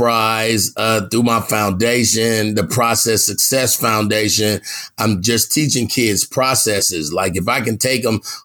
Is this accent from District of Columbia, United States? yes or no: no; California, United States; I'm from Cali